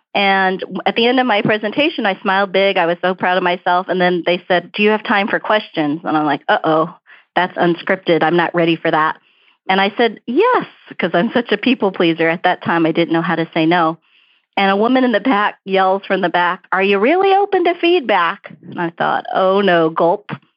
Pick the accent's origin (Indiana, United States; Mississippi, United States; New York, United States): New York, United States; New York City; accent: Brooklyn; also born or lived in Houston; now in Dallas, United States; You can't hear my Brooklyn accent. My parents were really strict about speaking English at home because they didn't want me to grow up with an accent